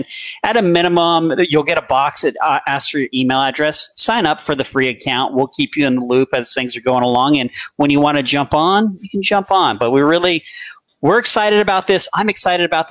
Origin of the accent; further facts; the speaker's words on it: California, United States; moved away; I'm from California originally